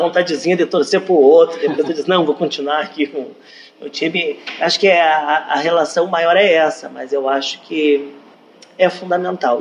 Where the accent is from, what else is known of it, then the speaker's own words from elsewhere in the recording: Brazil; como brasileiro, a gente tem o, o hábito de acompanhar os times